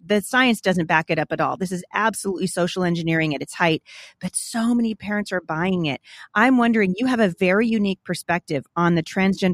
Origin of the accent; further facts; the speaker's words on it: Portland, United States; I grew up in Portland going to a Christian school there